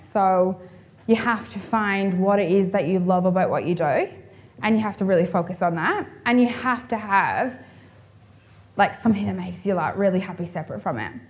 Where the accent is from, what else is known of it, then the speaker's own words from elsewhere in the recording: Ireland; moved away as an adult; now in Perth, Australia; I'm originally from Ireland